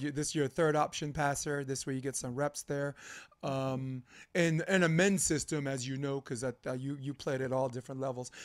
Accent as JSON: {"language": "English", "town": "New York City", "region": "New York", "country": "United States", "tie": "born or raised there", "said": "I grew up Flatbush Avenue, Brooklyn"}